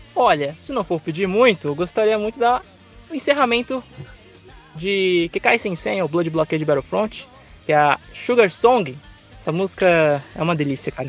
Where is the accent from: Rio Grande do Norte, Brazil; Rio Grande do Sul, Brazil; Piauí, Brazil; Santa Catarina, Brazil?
Santa Catarina, Brazil; Florianópolis; moved away as an adult; now in São Paulo, Brazil; não sou de São Paulo, né? Eu, eu, vim de Florianópolis e foi uma grande jornada, assim, tipo, eu saí lá de Santa Catarina para São Paulo